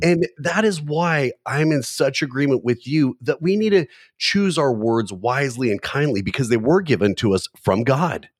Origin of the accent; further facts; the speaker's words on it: Southern California, United States; when I was growing up in Southern California